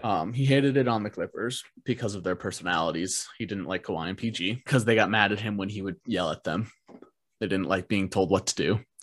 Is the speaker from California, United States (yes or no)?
no; Minnesota, United States; we're from Minnesota